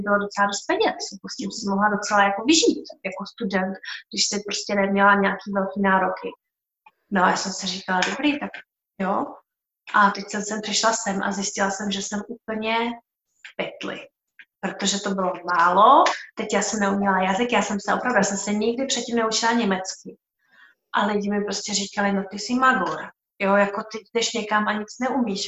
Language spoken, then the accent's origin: Czech; Czechia; moved away as an adult; já jsem vlastně odešla z Čech